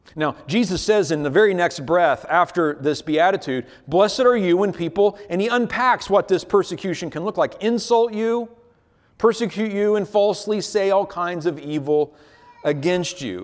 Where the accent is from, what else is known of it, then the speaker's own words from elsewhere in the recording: United States; As American Christians